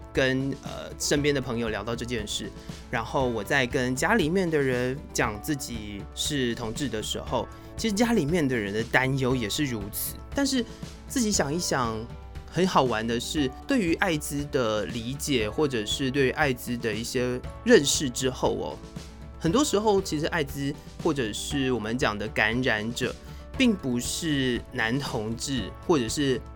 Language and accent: Chinese; Taiwan; 我们台湾人